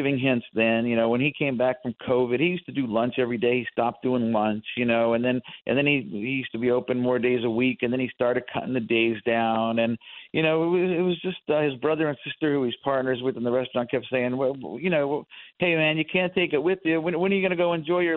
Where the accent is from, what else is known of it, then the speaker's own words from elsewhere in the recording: Scranton, Pennsylvania, United States; now in Atlantic City, United States; I grew up in Scranton